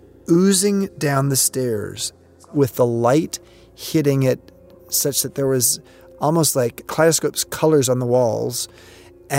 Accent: Long Beach, California, United States; I grew up in Southern California in a place called Long Beach.

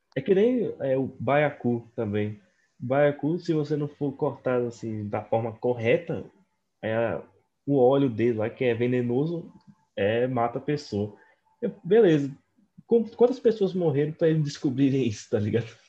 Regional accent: Northeast Region, Brazil; eu sou do Nordeste

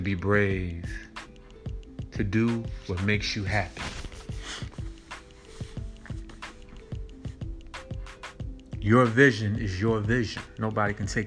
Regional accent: Philadelphia, Pennsylvania, United States; I'm from that city of Philly, Philadelphia, Pennsylvania.

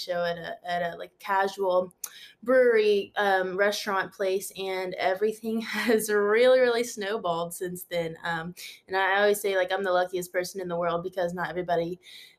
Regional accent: Huntsville, Alabama, United States; moved away as an adult; now in Nashville, United States; I am originally from Huntsville, Alabama, the Rocket City of the Southeast, and loved growing up there

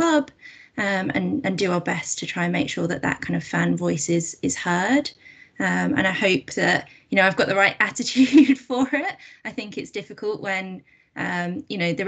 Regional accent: Coventry, West Midlands, United Kingdom; I went to school in Coventry. I'm from Coventry

